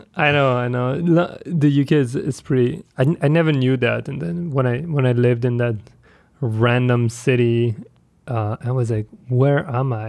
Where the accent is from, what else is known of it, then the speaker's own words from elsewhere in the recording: France; I'm from France